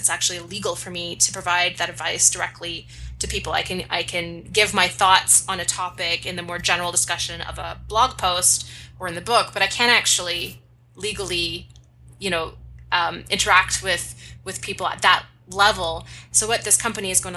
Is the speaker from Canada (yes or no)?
yes; Canada; I am Canadian